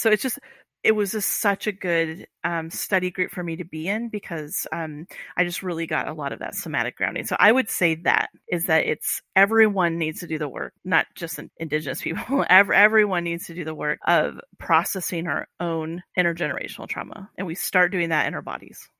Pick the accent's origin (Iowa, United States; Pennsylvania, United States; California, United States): Iowa, United States; moved away; I'm grew up in Amer-, as an American in, in a, you know, in Iowa